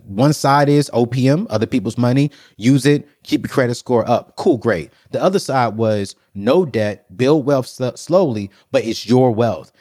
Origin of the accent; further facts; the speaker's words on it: United States; I'm American